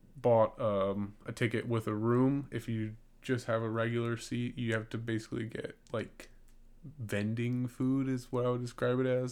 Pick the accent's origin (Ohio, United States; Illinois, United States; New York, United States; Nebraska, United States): Illinois, United States; Gurnee; moved away; I'm from Gurnee, Illinois, and it's spelled G U R N